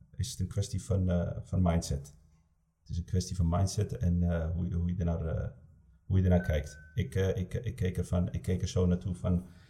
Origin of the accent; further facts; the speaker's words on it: Amsterdam, North Holland, Netherlands; ik kom uit Amsterdam